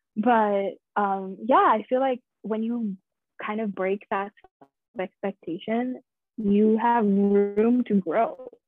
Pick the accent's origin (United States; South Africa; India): India; In Indian culture, I am Indian, for anybody who's wondering. I'm just Indian. I don't have two nationalities like Nick.